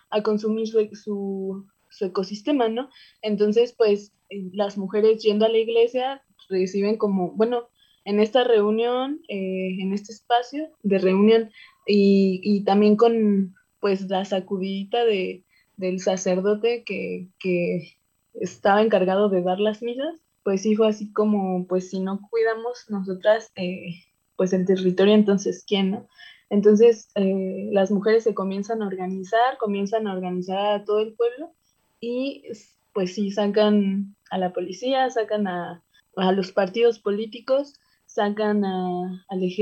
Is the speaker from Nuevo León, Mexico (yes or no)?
no; the same state as Cherán, Michoacán, Mexico; Cherán está en el mismo estado de donde yo soy, eh, queda como a unas cuatro horas más o menos, a tres horas de, de donde yo soy.